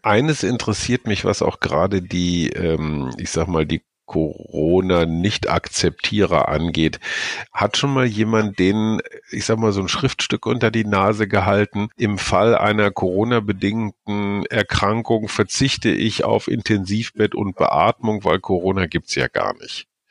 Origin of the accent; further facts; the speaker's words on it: Germany; in mein Heimatland